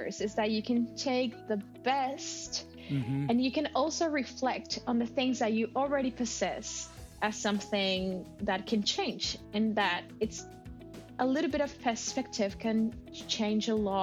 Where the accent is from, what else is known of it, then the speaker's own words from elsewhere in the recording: Mexico; English is a second language; moved away as an adult; now in Australia; that Mexican part makes a little part of me